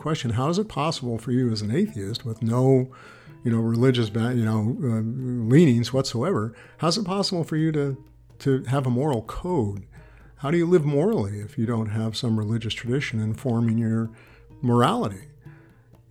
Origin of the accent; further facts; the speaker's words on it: San Francisco, California, United States; now in Corvallis, United States; I grew up in San Francisco